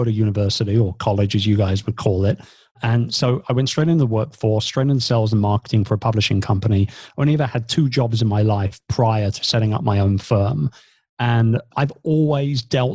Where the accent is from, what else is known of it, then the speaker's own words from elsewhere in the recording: England, United Kingdom; moved away as an adult; also born or lived in Philippines; I'm British. And since 2 years ago, we've now been based here back in England.